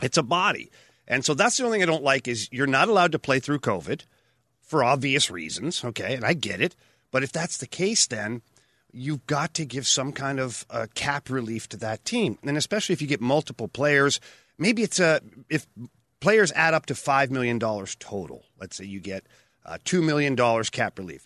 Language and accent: English; Ottawa, Ontario, Canada; moved away; Ottawa um, early in my career, oh, about four or five years into my career, and that's my hometown.